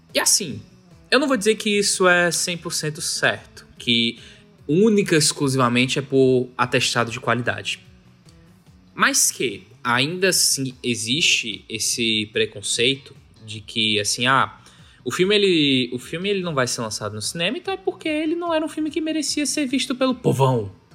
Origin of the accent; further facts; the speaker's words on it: Fortaleza, Ceará, Brazil; Nós somos cearenses, nós somos de Fortaleza.